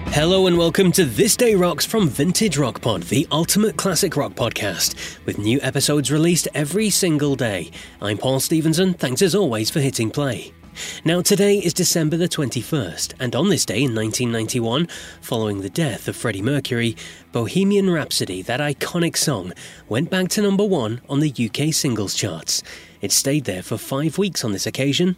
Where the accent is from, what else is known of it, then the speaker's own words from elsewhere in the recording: United Kingdom; I'm British